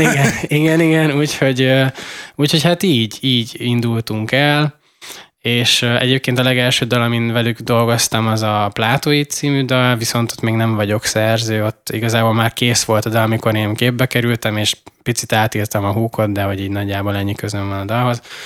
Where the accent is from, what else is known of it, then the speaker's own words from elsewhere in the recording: Szikszó, Borsod-Abaúj-Zemplén, Hungary; moved away; én meg Borsodi vagyok